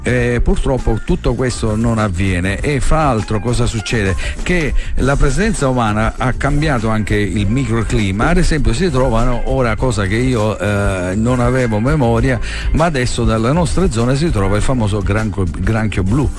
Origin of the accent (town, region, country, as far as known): Marsala, Sicily, Italy